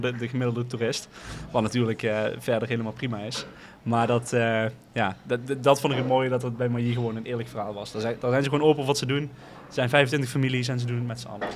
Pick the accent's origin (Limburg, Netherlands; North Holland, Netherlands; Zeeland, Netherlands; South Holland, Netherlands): Limburg, Netherlands; IJsselstein; ik kom uit IJsselstein, niet hier bij Utrecht, maar er is ook een klein dorpje in Noord-Limburg